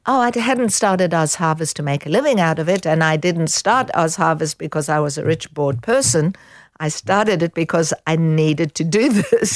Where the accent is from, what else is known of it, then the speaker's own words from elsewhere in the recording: South Africa; growing up in South Africa